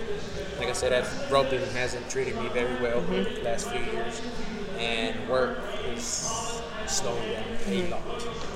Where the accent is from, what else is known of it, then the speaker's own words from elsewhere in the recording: Midland, Texas, United States; I am from Midland, Texas.